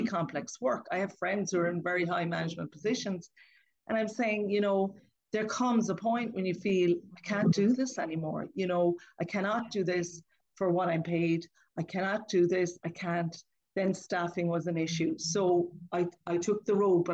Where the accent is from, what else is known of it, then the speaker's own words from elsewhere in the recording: Lismore, Munster, Ireland; I grew up in Lismore in County Waterford, and I grew up on a farm